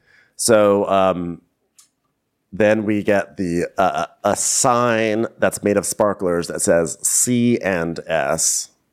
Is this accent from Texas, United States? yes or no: no; Chicago, Illinois, United States; I'm …. I'm trying to figure out who's getting married because I see two brides here right now. I'm from Chicago.